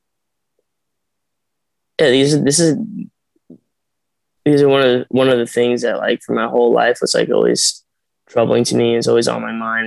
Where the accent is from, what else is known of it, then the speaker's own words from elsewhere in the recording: Arizona, United States; I'm from Arizona and my parents are not like in the entertainment industry